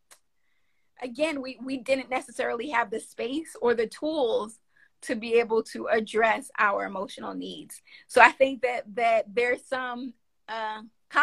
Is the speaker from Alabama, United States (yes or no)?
no; New York, United States; accent: northern tongue; I'm from New York. I got this northern tongue